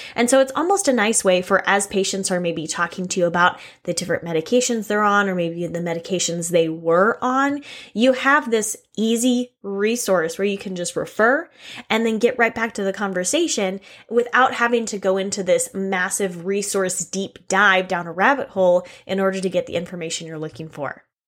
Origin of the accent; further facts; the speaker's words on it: Texas, United States; I'm from Texas